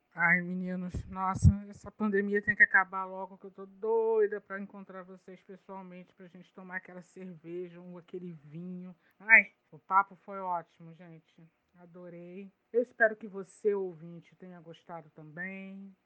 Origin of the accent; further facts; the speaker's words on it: Caxias, Brazil; minha cidade natal. É muito bom poder falar de onde eu nasci